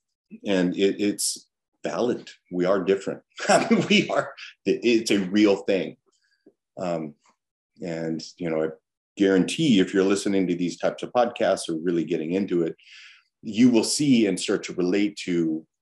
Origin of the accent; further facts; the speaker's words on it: Los Angeles, California, United States; I grew up in Los Angeles, you know, born in 68